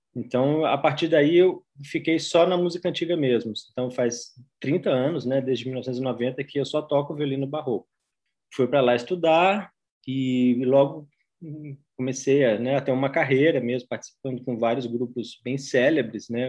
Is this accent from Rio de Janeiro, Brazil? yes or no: no; Juiz de Fora, Minas Gerais, Brazil; Eu sou natural de Juiz de Fora, Minas Gerais